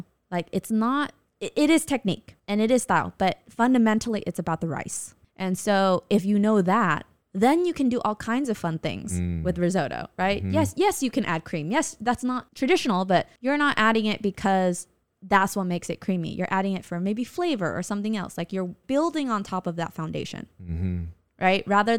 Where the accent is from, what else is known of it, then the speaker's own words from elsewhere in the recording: California, United States; So, you know, everything basically we grew up in Southern California loving and being exposed to.